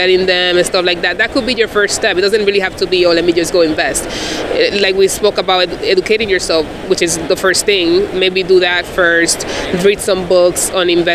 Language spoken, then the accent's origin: English; Dominican Republic; moved away; I'm an immigrant from the Dominican Republic.